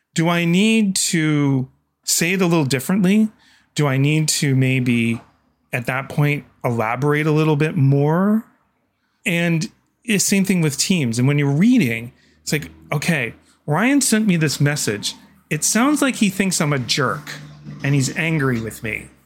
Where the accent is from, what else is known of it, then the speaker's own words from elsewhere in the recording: Canada; I'm Canadian